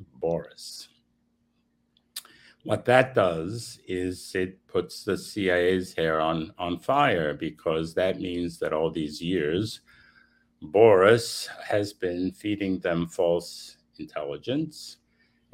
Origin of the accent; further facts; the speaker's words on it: Romania; first language Romanian; English is a second language; moved away; I was born in Romania, like the character of Greek parents who had emigrated to Romania